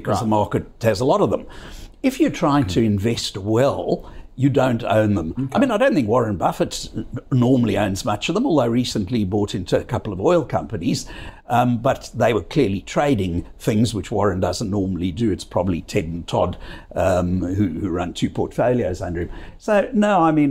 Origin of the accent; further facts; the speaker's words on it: South Africa; now in Australia; I grew up in South